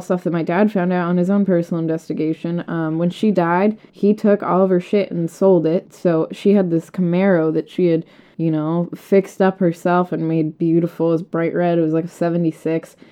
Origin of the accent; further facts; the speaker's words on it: Massachusetts, United States; moved away as an adult; now in Missouri, United States; I'm originally from Massachusetts